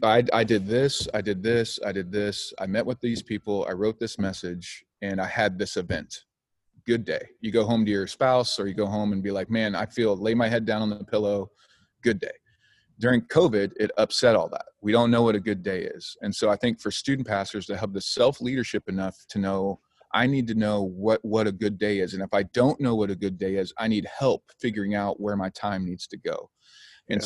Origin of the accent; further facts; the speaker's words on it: Oklahoma, United States; also born or lived in Illinois; now in Ventura, California, United States; I grew up in Oklahoma